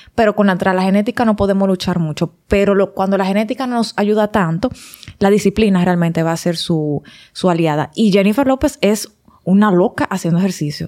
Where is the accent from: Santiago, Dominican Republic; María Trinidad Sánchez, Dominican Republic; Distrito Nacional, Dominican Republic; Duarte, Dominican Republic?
Santiago, Dominican Republic; moved away; yo que vengo de mi campito de Santiago, que lo extraño todos los días